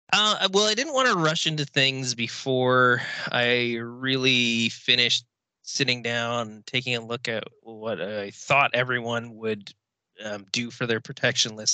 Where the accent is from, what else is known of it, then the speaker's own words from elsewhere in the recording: Victoria, British Columbia, Canada; also born or lived in Kamloops, Canada / Okanagan, Canada; I was born in the Okanagan, technically um, in Kamloops, but I've been in Victoria since I was five. So I'm really from the island